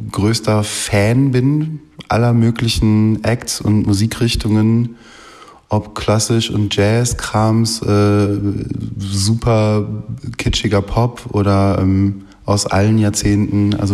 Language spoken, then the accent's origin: German; Essen, North Rhine-Westphalia, Germany; born there; Ich komme äh, gebürtig aus Essen